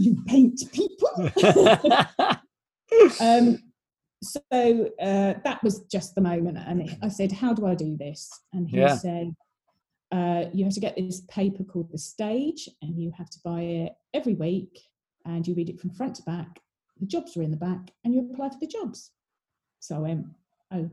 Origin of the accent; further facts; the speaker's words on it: Ramsgate, South East England, United Kingdom; I grew up in Ramsgate down in Kent